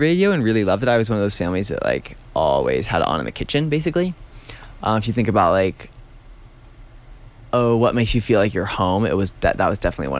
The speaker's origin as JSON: {"language": "English", "region": "New Hampshire", "country": "United States", "tie": "born or raised there", "also_born_or_lived": "Williamstown, Massachusetts", "moved": "as an adult", "lives_now": "Telluride, United States", "said": "I grew up in New Hampshire"}